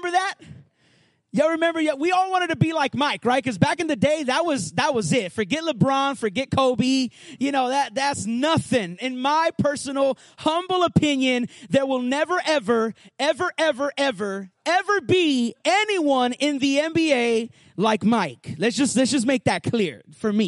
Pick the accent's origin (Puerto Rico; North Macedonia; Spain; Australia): Puerto Rico; moved away; I grew up in Puerto Rico